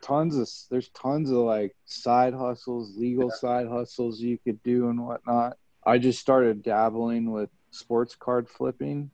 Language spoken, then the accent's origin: English; Kansas City, United States; the song my buddy made that I grew up with in Kansas City